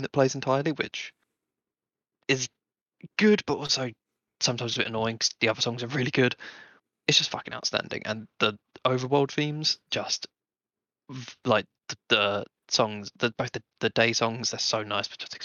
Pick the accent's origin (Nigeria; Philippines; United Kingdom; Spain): United Kingdom; we're British